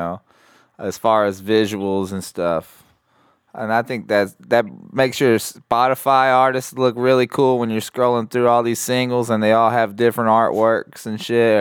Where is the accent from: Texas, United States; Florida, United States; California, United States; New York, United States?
Texas, United States; Corpus Christi; I've lived back and forth in Corpus Christi growing up